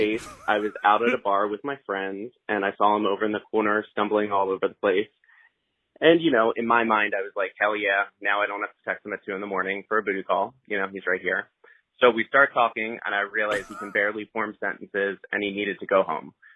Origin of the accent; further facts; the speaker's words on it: Philadelphia, Pennsylvania, United States; I'm from Philly